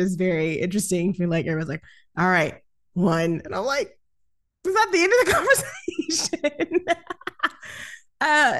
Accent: the South, United States; I'm from down south, so the rules are a lot different.

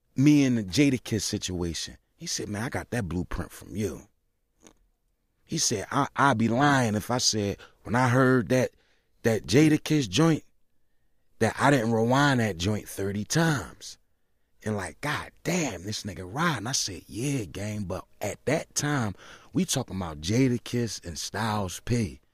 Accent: Philadelphia, Pennsylvania, United States; I'm from South Philly

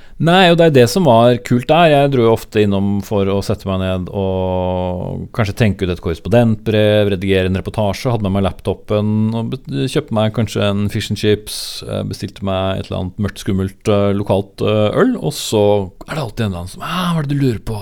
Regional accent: Nykirke, Vestfold, Norway; moved away; also born or lived in Horten; Deilig å vokse opp nesten ved sjøen, for jeg, så er jeg fra Nykirke.

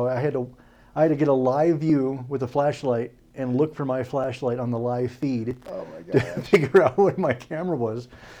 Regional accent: Spokane, Washington, United States; born there; also born or lived in Idaho / Iowa; I'm from everywhere. I was born in Spokane, Washington. My dad was in the Air Force

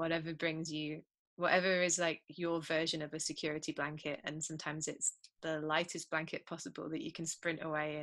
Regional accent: United Kingdom; I'm British.

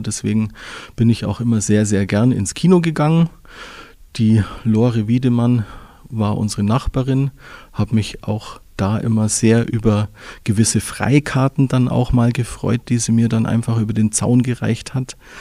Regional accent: Füssen, Bavaria, Germany; Aufgewachsen bin ich in Füssen, geboren bin ich auch in Füssen

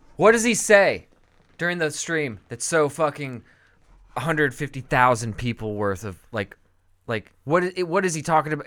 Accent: California, United States; I grew up with skateboarding in California

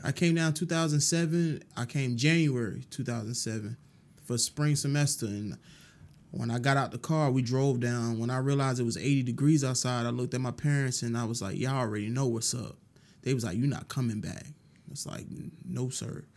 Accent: New York City, New York, United States; moved away as an adult; also born or lived in Brooklyn, New York; now in Augusta, United States; born and raised in, partially in Brooklyn and most of my life in Queens.

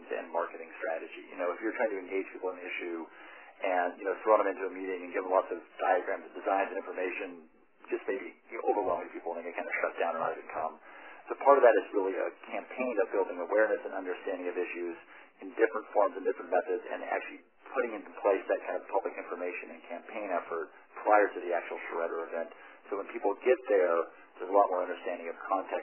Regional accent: Western Colorado, United States; place I grew up in Western Colorado

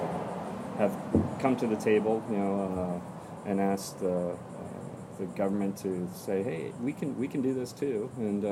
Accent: Space Coast, Florida, United States; also born or lived in upstate New York; We grew up on the Space Coast

